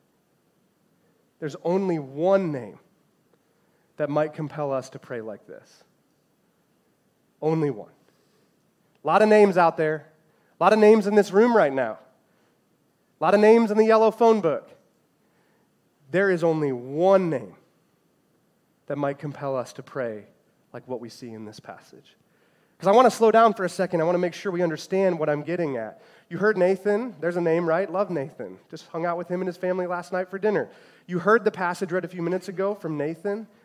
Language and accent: English; Chicago, Illinois, United States; I grew up in the Chicagoland area